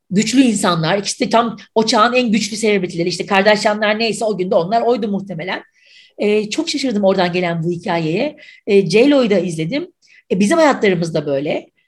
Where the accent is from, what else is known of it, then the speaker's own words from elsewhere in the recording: Mersin, Turkey; now in Istanbul, Turkey; Mersin'de doğdum, büyüdüm.